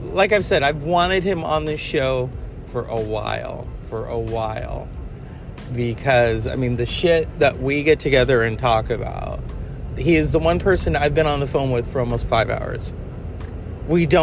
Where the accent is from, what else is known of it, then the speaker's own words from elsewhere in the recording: California, United States; I am from California